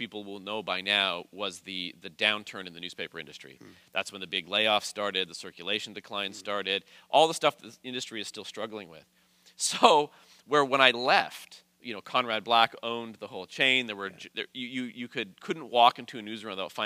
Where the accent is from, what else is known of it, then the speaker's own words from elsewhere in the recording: Calgary, Alberta, Canada; moved away as an adult; also born or lived in St. Catharines, Ontario; now in Niagara, Canada; I started in Calgary, which is my hometown, in 1997